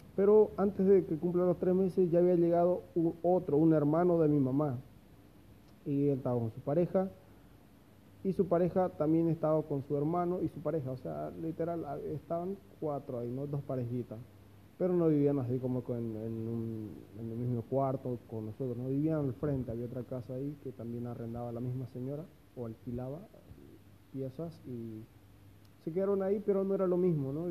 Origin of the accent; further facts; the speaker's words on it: Santa Cruz de la Sierra, Santa Cruz, Bolivia; moved away as an adult; now in Santiago, Chile; soy de Bolivia, de Santa Cruz de la Sierra